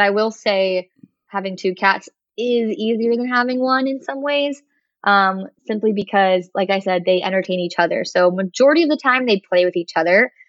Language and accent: English; Florida, United States; also born or lived in Kentucky; now in Virginia, United States; I grew up in Florida